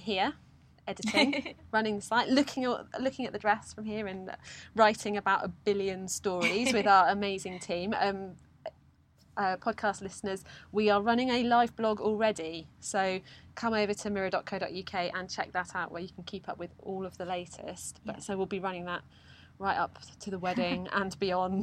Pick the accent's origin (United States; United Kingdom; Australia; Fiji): United Kingdom; Cornwall, South West England; I'm from Cornwall.